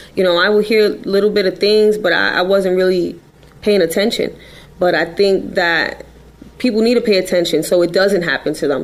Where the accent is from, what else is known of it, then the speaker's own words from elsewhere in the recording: New York City, New York, United States; I'm just a girl from the Bronx